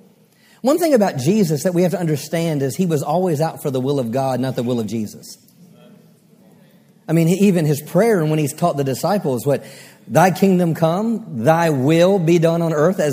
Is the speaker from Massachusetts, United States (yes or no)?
no; Maryland, United States; now in Texas, United States; I'm from Maryland